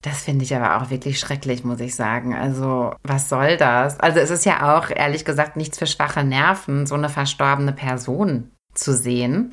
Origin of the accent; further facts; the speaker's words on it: Germany; bei uns in Deutschland